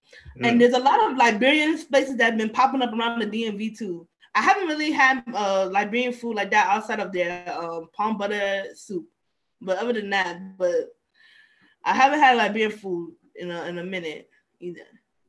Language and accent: English; Nigeria; moved away; my home country, Nigeria